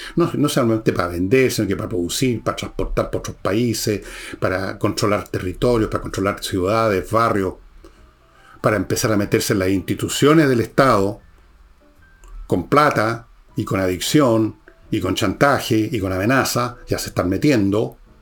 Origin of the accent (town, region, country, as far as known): Chile